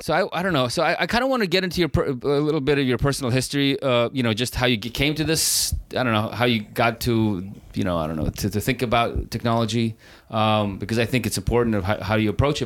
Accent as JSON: {"language": "English", "town": "San Francisco", "region": "California", "country": "United States", "tie": "born or raised there", "said": "I grew up in San Francisco"}